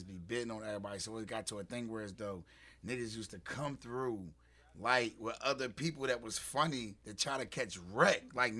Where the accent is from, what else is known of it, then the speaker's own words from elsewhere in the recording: Philadelphia, Pennsylvania, United States; I was living in South Philly. I'm from Southwest, but I was living in South Philly.